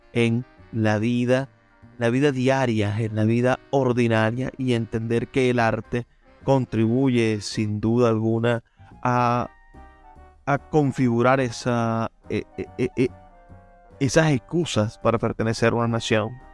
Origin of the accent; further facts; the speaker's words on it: Venezuela; siendo venezolanos